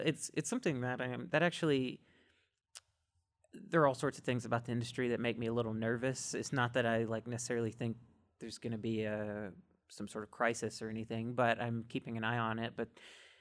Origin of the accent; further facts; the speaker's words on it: Mississippi, United States; I'm from Mississippi